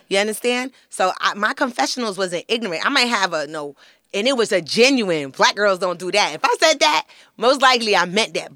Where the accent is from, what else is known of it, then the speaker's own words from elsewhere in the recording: New York City, New York, United States; I'm from Flatbush, Brooklyn